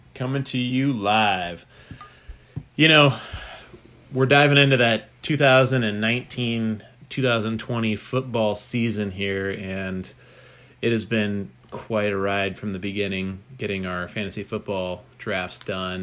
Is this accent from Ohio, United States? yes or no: no; Poway, California, United States; I grew up in Poway, California